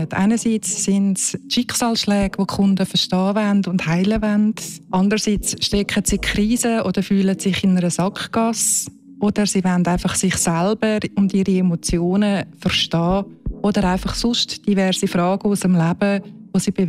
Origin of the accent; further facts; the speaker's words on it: Zurich, Switzerland; Ich bin eine Serbin, in Zürich geboren und aufgewachsen